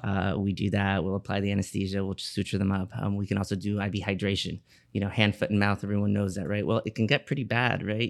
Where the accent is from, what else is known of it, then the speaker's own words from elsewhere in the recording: Miami, Florida, United States; I was born and raised here in Miami, Florida